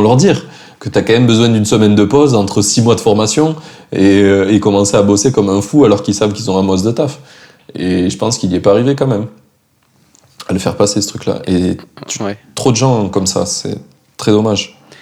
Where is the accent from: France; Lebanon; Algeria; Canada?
France; en tant que Français